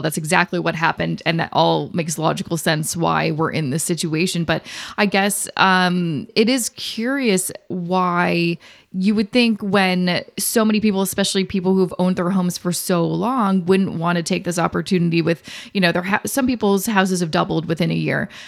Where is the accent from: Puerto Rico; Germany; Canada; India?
Canada; Vancouver, British Columbia; moved away as an adult; now in Toronto, Canada; we're originally from Vancouver